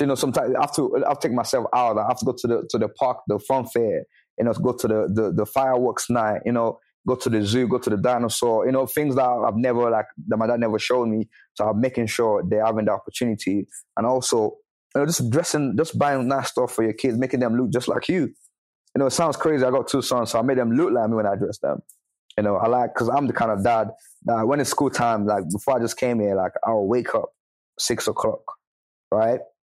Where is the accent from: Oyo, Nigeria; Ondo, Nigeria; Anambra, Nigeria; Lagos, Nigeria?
Oyo, Nigeria; Ibadan; the city I grew up in in Ibadan